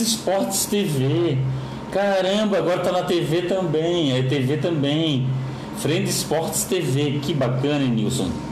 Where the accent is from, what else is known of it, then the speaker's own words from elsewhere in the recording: Florianópolis, Santa Catarina, Brazil; Eu sou manezinho da ilha aqui de Florianópolis